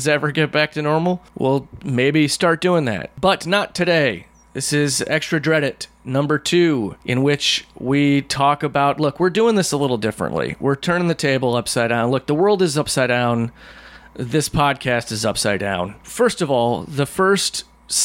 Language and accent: English; Midwest, United States; I'm from the Midwest